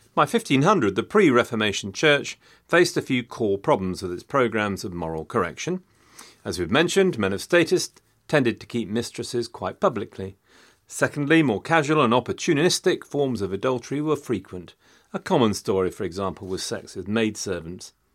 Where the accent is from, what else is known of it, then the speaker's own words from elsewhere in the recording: Loughborough, East Midlands, United Kingdom; it was my hometown